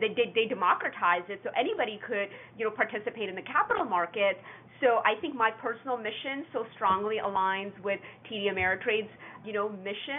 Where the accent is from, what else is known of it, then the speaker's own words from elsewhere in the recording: Calgary, Edmonton, Alberta, Canada; I grew up in Canada, in Calgary, Edmonton, Alberta.